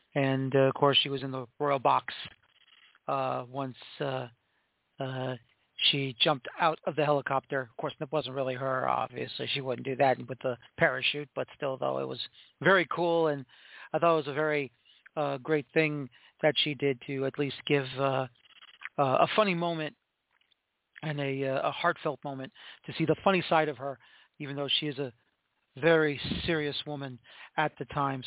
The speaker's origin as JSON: {"language": "English", "country": "United States", "said": "we as American soccer fans and media who want to champion this sport"}